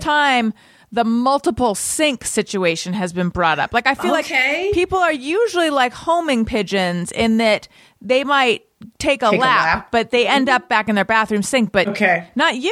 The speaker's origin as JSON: {"language": "English", "area": "Orange County", "region": "California", "country": "United States", "said": "I'm from Orange County"}